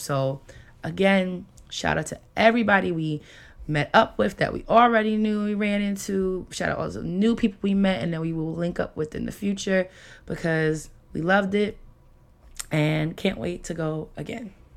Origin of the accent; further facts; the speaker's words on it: New York, United States; moved away; I am from New York